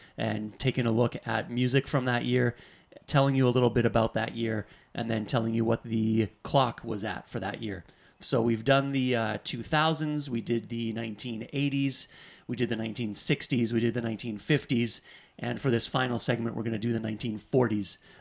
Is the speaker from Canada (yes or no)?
yes; Canada; I'm from Canada